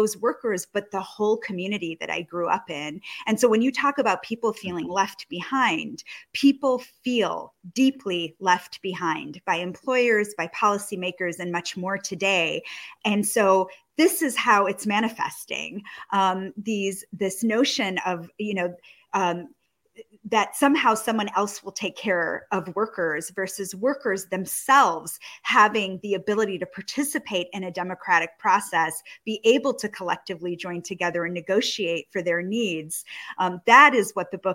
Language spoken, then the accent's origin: English; Rochester, New York, United States; I grew up in Kodak City in Rochester, New York.